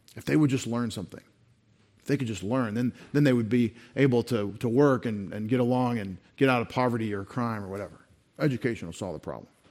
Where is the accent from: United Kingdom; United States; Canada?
United States; as an American citizen